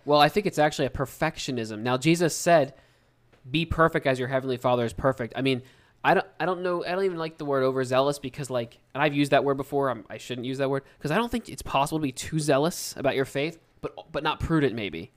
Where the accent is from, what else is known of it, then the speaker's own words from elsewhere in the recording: United States; We're from the United States